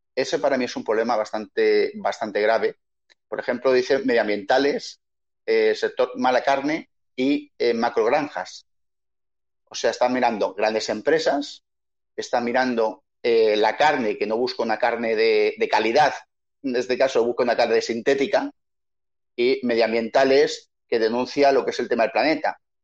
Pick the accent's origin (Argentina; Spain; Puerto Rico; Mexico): Spain; Madrid, Community of Madrid; moved away as an adult; now in Chile; yo soy un madrileño, que llevo 20 años en Chile